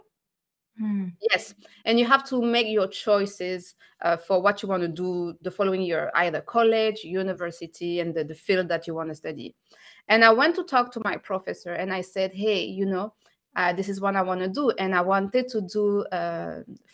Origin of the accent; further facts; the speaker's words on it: France; moved away; I'm French. I was born and raised in France, but I'm from North African background. I'm from originally from Tunisia